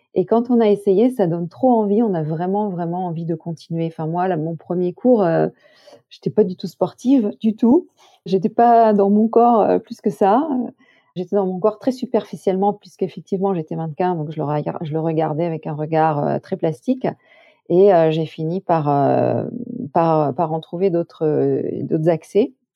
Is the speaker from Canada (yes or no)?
no; Corbières, Occitania, France; dans les collines de mon enfance, dans les Corbières